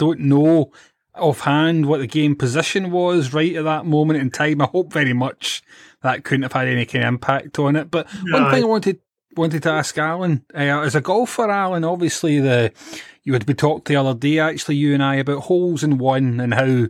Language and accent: English; Scotland, United Kingdom; We're Scottish after all.